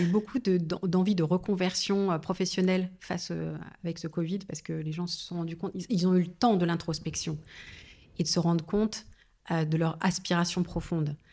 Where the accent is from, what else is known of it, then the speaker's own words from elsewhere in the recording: Paris suburbs, then Seine-et-Marne, Île-de-France, France; j'ai grandi en banlieue parisienne et puis ensuite en Seine-et-Marne